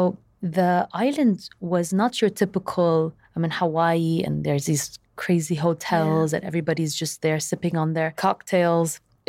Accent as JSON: {"language": "English", "country": "Saudi Arabia", "tie": "born or raised there", "said": "I really believe that growing up in Saudi Arabia gave me a different perspective than the average Lebanese person maybe being raised in Lebanon."}